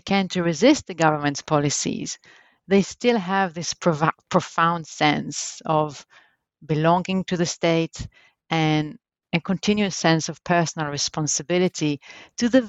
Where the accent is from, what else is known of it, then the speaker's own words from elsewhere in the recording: Jerusalem, Jerusalem District, Israel; I was born in Jerusalem in Israel, and that's where actually I grew up.